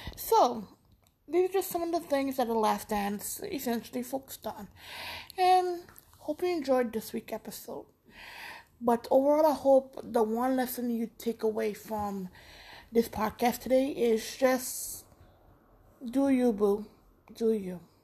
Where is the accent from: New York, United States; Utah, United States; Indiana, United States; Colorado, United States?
New York, United States; I'm from New York